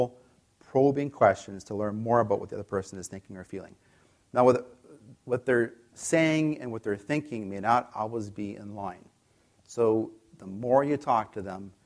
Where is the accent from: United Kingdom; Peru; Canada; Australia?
Canada; I'm from Canada